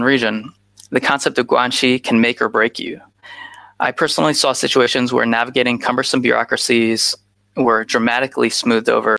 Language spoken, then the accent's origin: English; Chicago, Illinois, United States; first language Mandarin; also born or lived in Los Angeles, United States; now in China; I was born in Chicago, and my parents are from Taiwan, so I grew up speaking Mandarin with them